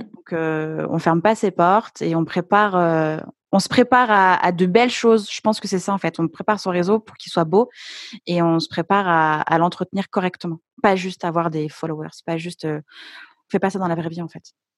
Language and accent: French; Lyon, Auvergne-Rhône-Alpes, France; Enfin, maintenant, je suis à mmh Lyon, mais au départ, je suis, je suis lyonnaise